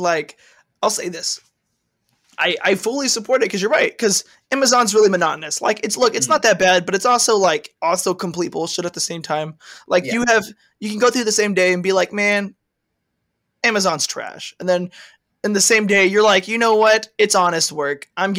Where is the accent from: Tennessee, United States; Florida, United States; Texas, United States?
Texas, United States; accent: Southern; I appreciate it. I'm from Texas. I grew up on a farm.